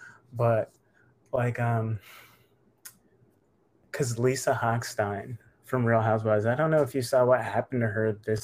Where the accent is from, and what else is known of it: Florida, United States; born or raised there